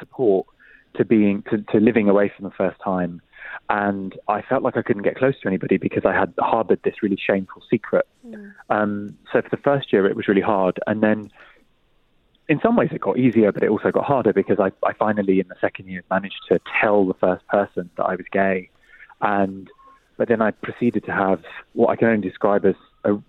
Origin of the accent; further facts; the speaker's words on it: London, United Kingdom; also born or lived in Oxford; I grew up in Walthamstow in East London